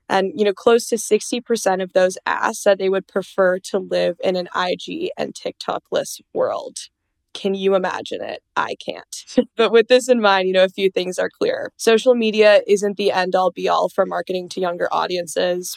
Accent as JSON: {"language": "English", "region": "Minnesota", "country": "United States", "said": "I'm from Minnesota, so we're always ice skating on the lake."}